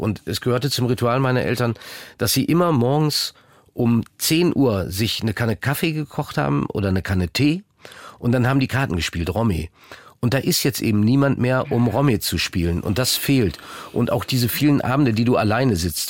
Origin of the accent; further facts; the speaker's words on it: North Rhine-Westphalia, Germany; moved away as an adult; Ich bin ja auch aus Ostwestfalen weggegangen